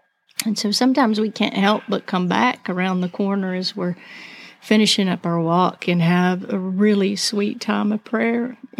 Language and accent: English; Albuquerque, New Mexico, United States; born there; also born or lived in Arizona; I was born in Albuquerque, Southwest girl. And then we lived in Arizona. So we come from deserty places.